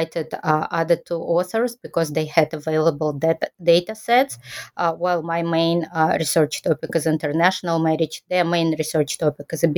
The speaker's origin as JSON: {"language": "English", "country": "Kazakhstan", "moved": "as an adult", "lives_now": "Japan", "said": "I'm originally from Kazakhstan, and I studied Japanese language when I was there for my undergraduate degree."}